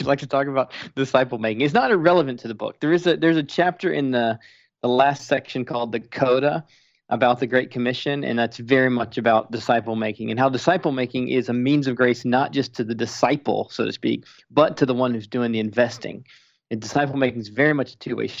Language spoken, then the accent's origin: English; Spartanburg, South Carolina, United States; moved away as an adult; now in Minnesota, United States; I grew up in church in Spartanburg, South Carolina